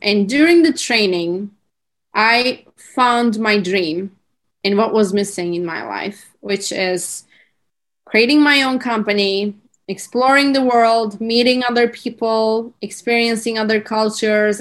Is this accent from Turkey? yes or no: yes; Turkey; English is a second language; moved away as an adult; also born or lived in California; I'm currently in Turkey and I'm from Turkey